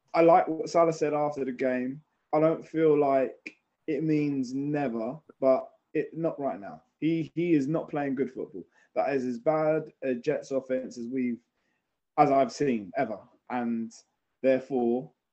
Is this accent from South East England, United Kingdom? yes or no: no; London, United Kingdom; being English and from London